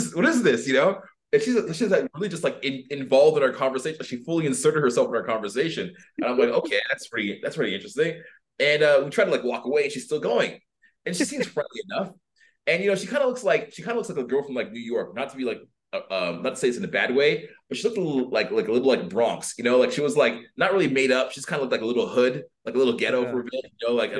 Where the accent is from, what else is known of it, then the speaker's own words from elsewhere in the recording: Canada; moved away as an adult; I'm a Canadian refugee